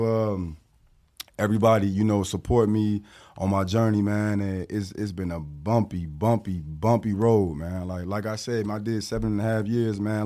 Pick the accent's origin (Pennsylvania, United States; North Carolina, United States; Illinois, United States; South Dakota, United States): Illinois, United States; Rockford; also born or lived in Milwaukee, Wisconsin; I'm repping eight one five. Eight one five is the Freeport Rockford area